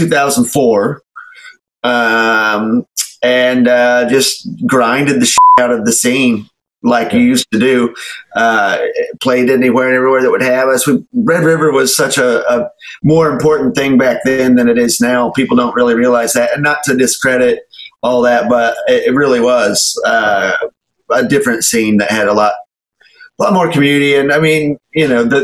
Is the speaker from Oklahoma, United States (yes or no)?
yes; Enid, Oklahoma, United States; I'm from Oklahoma, Enid, went to college at Oklahoma State